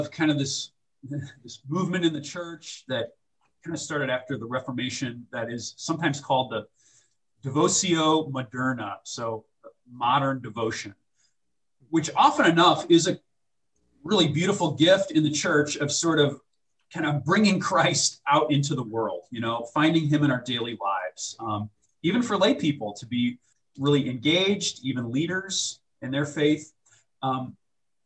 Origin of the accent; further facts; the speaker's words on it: St. Louis, Missouri, United States; the cathedral in St. Louis, Missouri, one of my favorite places to pray. That's my hometown